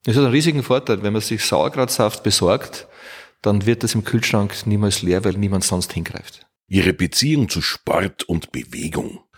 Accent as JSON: {"language": "German", "region": "Burgenland", "country": "Austria", "tie": "born or raised there", "also_born_or_lived": "Vorau, Austria", "said": "Ich bin geboren in der Steiermark, in Vorau, weil äh, mein Vater, ein Steirer, unbedingt wollte, dass ein Kind wenigstens in der Steiermark geboren ist. Ich war der, der Jüngste. Und habe damals gewohnt im südlichen Burgenland"}